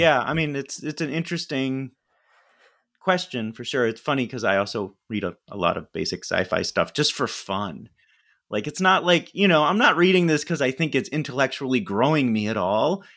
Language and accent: English; Ithaca, New York, United States; I grew up in Ithaca, New York